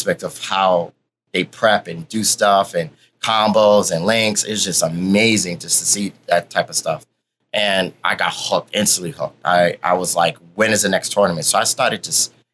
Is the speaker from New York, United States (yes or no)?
yes; New York City, New York, United States; I'm born and raised in Harlem, started out in Big Apple Video.